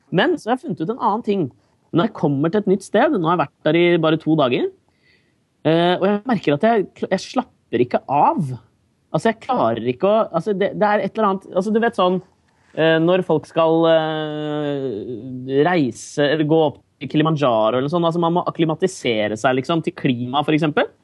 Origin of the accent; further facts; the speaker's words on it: Norway; now in New York, United States; jeg er fra Norge